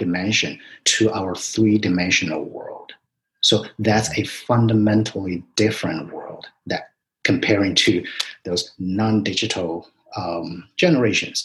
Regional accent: China; moved away as an adult; also born or lived in New York; now in United States; I grew up in China

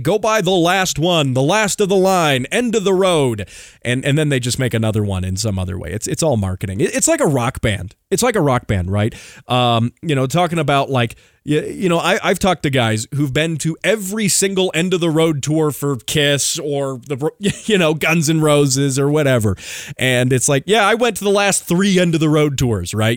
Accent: Colorado, United States; Colorado, my home state

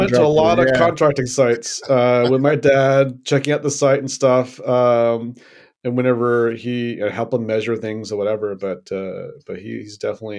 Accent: Florida, United States; moved away as an adult; also born or lived in Tennessee / North Carolina; now in San Francisco, United States; No, I actually grew up in Florida. I grew up in Florida for most of my childhood

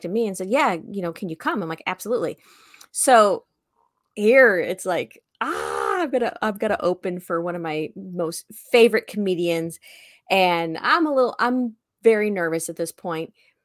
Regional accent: Tornado Alley, United States; I'm from Tornado Alley

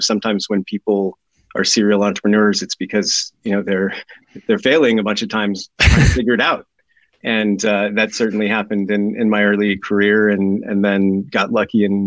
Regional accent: Southern California, United States; moved away as an adult; also born or lived in New York; now in Oxford, United Kingdom; I'm originally from California, grew up and lived most of my life in Southern California

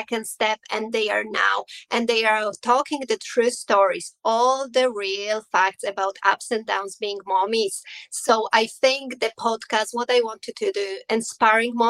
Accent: Poland; English is a second language; moved away as an adult; now in Ireland; I am originally from Poland, but 17 years now I am in Ireland

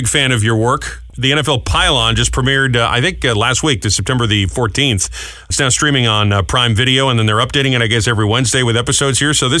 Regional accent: New England, United States; I grew up in New England

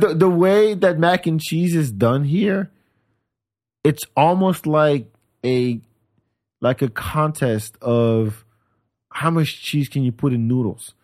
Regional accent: France; moved away as an adult; also born or lived in Senegal; now in Austin, United States; I grew up on Senegalese food in France

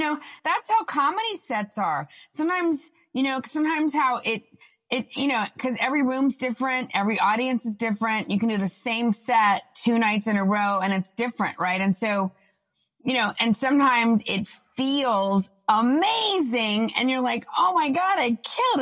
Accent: Austin, Texas, United States; moved away as an adult; also born or lived in New York; We're both from Austin

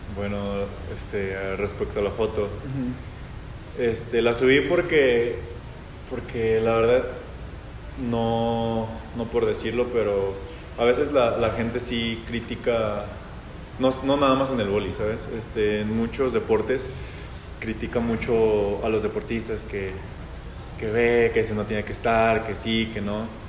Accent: Jalisco, Mexico; soy jalisciense

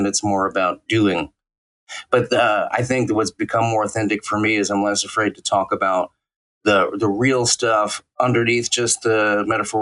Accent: New York City, New York, United States; I was born and raised in New York City, in Brooklyn

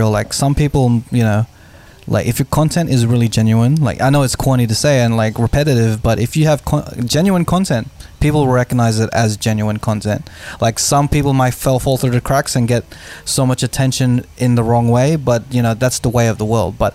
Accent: Philippines; yes, I'm Filipino.

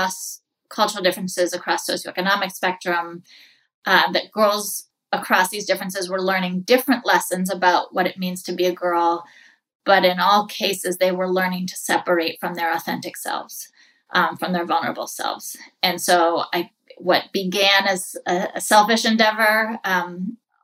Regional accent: New England, United States; moved away as an adult; also born or lived in New York City; I grew up in New England

